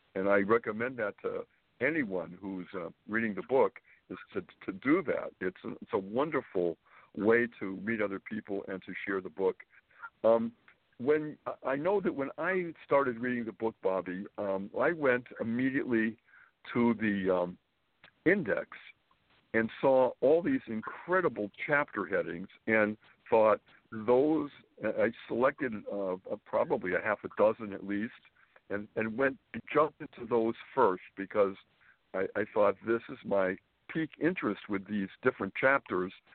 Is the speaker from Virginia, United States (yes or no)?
no; Springfield, Massachusetts, United States; born or raised there; moved away as an adult; also born or lived in Boston / New York City; now in Manhattan, United States